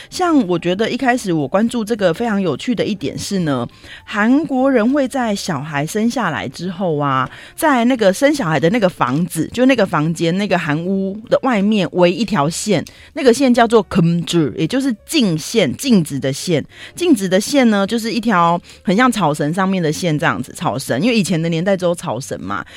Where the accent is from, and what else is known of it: Taiwan